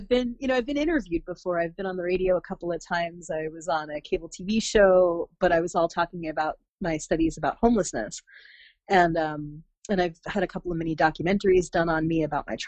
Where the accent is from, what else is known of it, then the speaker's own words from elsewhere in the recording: central New Jersey, United States; also born or lived in Brooklyn / Oregon; I grew up in central New Jersey